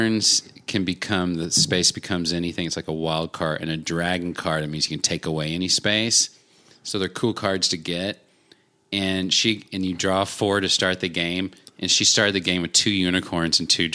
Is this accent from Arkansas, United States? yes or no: yes; Arkansas, United States; born or raised there